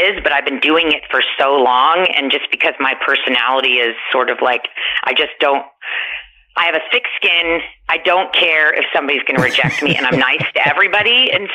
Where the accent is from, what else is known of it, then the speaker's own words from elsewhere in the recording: Kansas City, Kansas, United States; also born or lived in Los Angeles; Yeah, when I started, I'm from Kansas City. And then when I lived in L.A. for 10 years